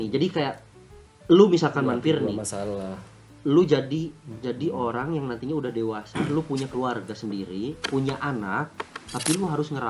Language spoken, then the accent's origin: Indonesian; Java, Indonesia; karena gue orang Jawa gitu